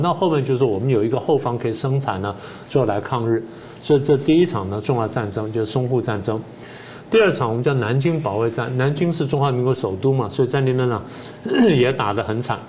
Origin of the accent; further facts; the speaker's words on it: Taiwan; 我父母亲就这样嗯。因为颠沛流离，然后离开了家乡之后来到台湾，然后，呃，这个我在这边成长了